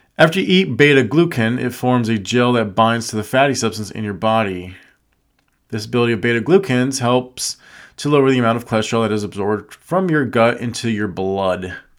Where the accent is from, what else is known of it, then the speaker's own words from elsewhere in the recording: Las Vegas, Nevada, United States; I was born and raised in Vegas.